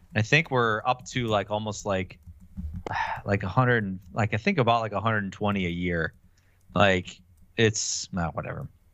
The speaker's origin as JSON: {"language": "English", "town": "Milwaukee", "region": "Wisconsin", "country": "United States", "said": "I'm from Milwaukee"}